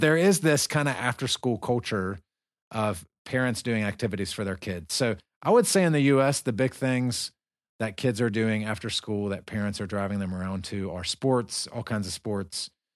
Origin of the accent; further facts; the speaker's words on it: United States; now in Dagestan, Russia; we're both Americans. We're from the United States.